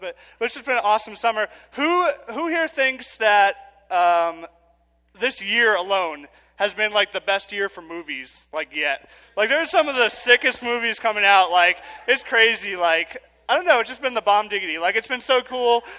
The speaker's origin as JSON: {"language": "English", "town": "New York City", "region": "New York", "country": "United States", "said": "I'm from Queens"}